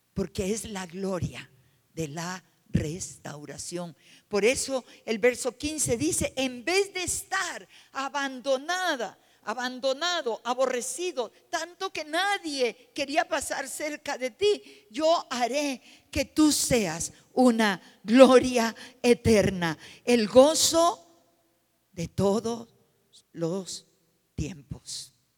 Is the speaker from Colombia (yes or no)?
yes; Colombia; moved away; la ciudad donde yo nací